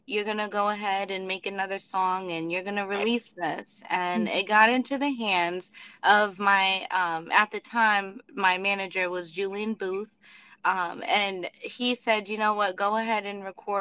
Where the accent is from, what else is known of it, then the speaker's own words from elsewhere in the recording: Dominican Republic; moved away; also born or lived in Orlando, Florida; I'm from Dominican background, so back in the country like where I come from, we grew up like on farms